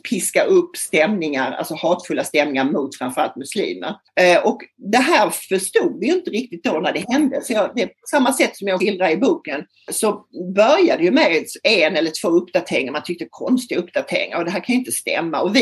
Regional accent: Lund, Skåne, Sweden; moved away as an adult; also born or lived in Stockholm; alltså jag kommer från Lund faktiskt, där jag bor nu. Så jag har gjort någon sorts full circle liv. Jag kommer från Lund, flyttade som 22-åring till Stockholm och jobbade som journalist i många herrans år.

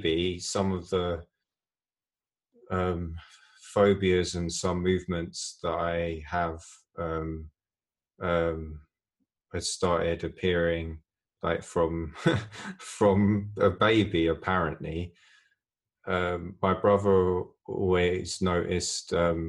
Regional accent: London, United Kingdom; I grew up in a nice place, suburb of London

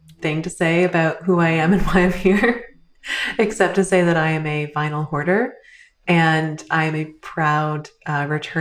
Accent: Canada; I am a Canadian guest based in Toronto.

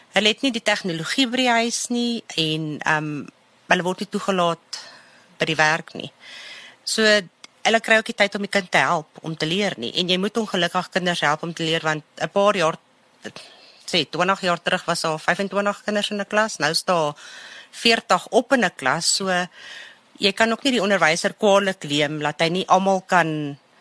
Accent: Germiston, Gauteng, South Africa; now in Boksburg, South Africa; Ek het in Germiston groot geword.

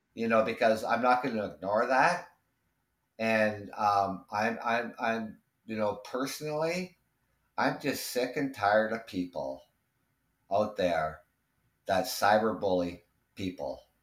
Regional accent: Canada; I'm Canadian

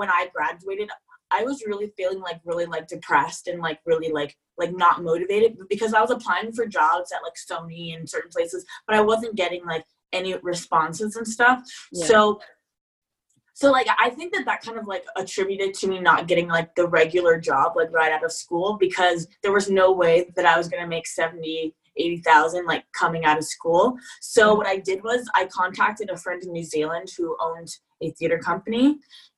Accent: Falls Church, Virginia, United States; moved away as an adult; also born or lived in Provence, France; now in Paris, France; I'm originally from Virginia, Falls Church, Virginia, and I'm currently living in Paris

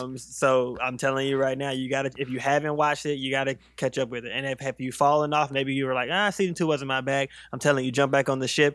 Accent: South Carolina, United States; also born or lived in Virginia; I grew up in mostly South Carolina. I'm from South Carolina

